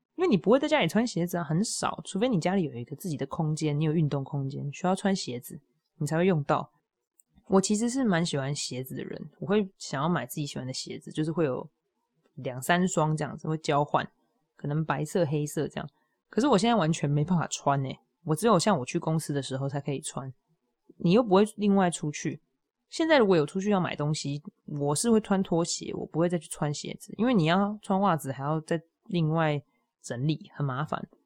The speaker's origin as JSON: {"language": "Chinese", "region": "Hualien County", "country": "Taiwan", "tie": "born or raised there", "moved": "yes", "said": "我第一个想要回去踏青的地方就是我的家乡，就是花莲。就我们，我的爸爸的家里在那里啊，对我来说那就是家乡"}